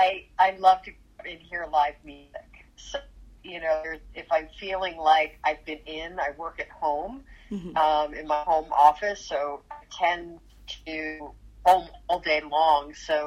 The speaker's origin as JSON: {"language": "English", "region": "New York", "country": "United States", "lives_now": "Los Angeles, United States", "said": "and I'm from New York, but I've been living in Los Angeles for decades, and so I miss New York, and it feels like being home, and they feel like my people"}